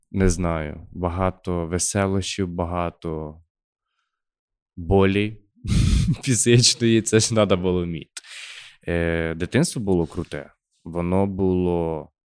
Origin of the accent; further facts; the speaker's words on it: Khmelnytskyi Oblast, Ukraine; accent: surzhyk; А ми з Хмельницького. Ми говоримо з суржиком все життя. Жив в селі, народився в селі